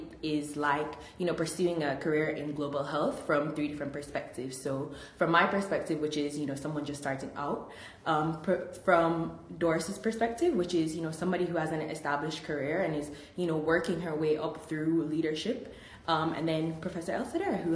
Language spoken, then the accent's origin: English; Jamaica; now in United States; I'm originally from Jamaica